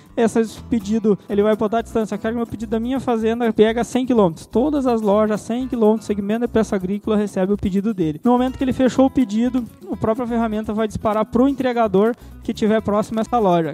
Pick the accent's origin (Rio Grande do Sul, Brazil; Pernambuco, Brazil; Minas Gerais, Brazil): Rio Grande do Sul, Brazil; Santa Maria; moved away as an adult; also born or lived in Querência, Mato Grosso; now in Sinop, Brazil; eu sou gaúcho, natural de Santa Maria, Rio Grande do Sul, e faz cerca de sete anos que eu moro no Mato Grosso